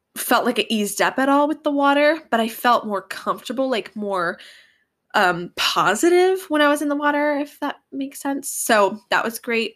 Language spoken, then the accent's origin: English; Northern California, United States; we're from Northern California